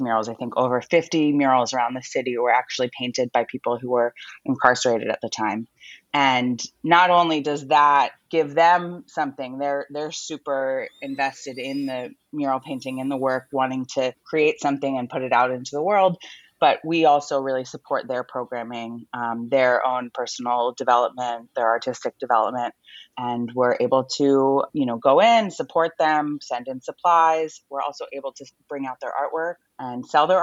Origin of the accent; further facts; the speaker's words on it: Philadelphia, Pennsylvania, United States; I grew up in and around Philadelphia